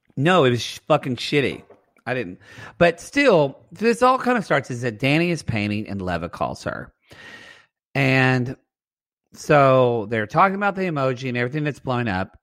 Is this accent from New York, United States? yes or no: no; Southern Oklahoma, United States; moved away; I'm from Southern Oklahoma